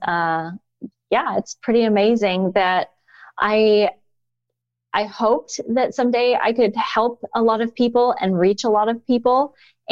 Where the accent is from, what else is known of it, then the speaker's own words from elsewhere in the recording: Indiana, United States; moved away as an adult; also born or lived in China; I was back in my home state of Indiana